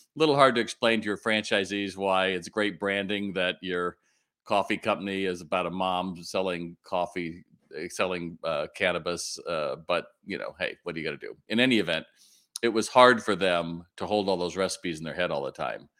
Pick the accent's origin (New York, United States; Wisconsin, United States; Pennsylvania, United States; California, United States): California, United States; Long Beach; moved away; I grew up, you know, in, in Long Beach